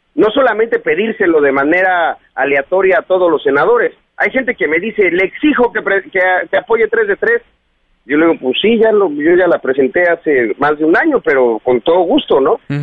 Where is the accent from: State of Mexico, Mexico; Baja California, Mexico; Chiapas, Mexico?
Chiapas, Mexico; aquí en mi tierra